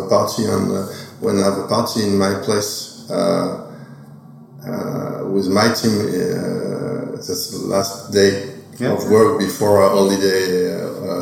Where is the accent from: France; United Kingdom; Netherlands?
France; Oger, Grand Est; I'm from Auger. My family is from Auger